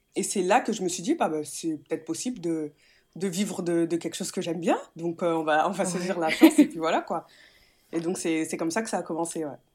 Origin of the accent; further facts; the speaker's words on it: Metz, Grand Est, France; moved away as an adult; also born or lived in Nice; je viens de Metz, mes parents, toute ma famille est à Metz